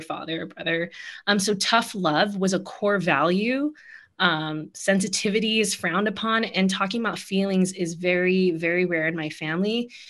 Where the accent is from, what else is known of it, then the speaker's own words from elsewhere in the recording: Philippines; my life as a Filipino